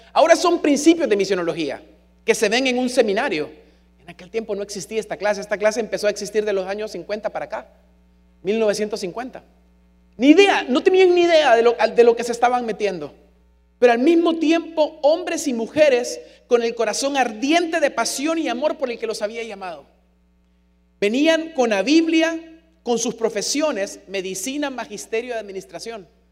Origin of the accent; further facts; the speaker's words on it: San Pedro Sula, Cortés, Honduras; accent: San Pedrano; also born or lived in Buenos Aires, Argentina; Por mucho que se me pegara el acento, yo era hondureño